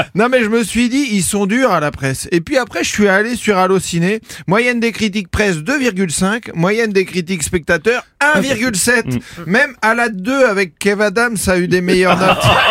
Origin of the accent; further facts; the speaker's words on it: France; je suis français, moi.